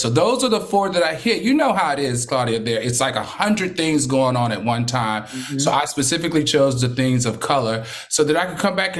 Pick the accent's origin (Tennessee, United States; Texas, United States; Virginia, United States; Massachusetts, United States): Virginia, United States; Ridgeway; I grew up in Ridgeway, Virginia, which is Horseback, Virginia.